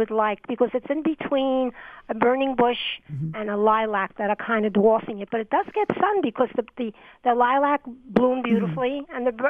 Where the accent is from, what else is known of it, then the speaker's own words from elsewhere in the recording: New York City, New York, United States; moved away; I come from New York City.